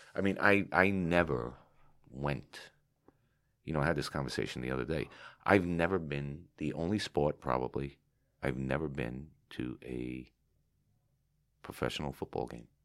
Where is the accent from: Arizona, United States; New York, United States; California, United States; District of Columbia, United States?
New York, United States; New York City; Growing up in, eh, you know, um, even in Carroll Gardens, it was phenomenal